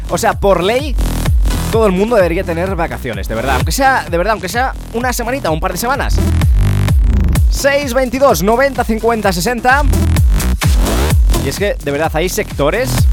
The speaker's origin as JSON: {"language": "Spanish", "town": "Guadix", "region": "Andalusia", "country": "Spain", "said": "Somos de Guadix de Granada."}